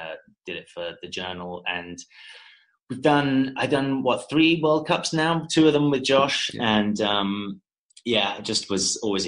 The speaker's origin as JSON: {"language": "English", "area": "Essex", "region": "East of England", "country": "United Kingdom", "tie": "born or raised there", "moved": "as an adult", "lives_now": "United States", "said": "I grew up in Essex, which is like the British equivalent of New Jersey."}